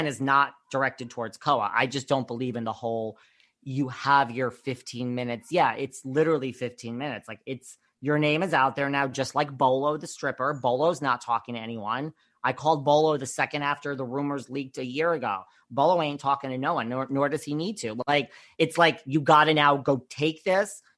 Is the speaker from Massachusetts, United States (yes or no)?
no; New York, United States; I'm from New York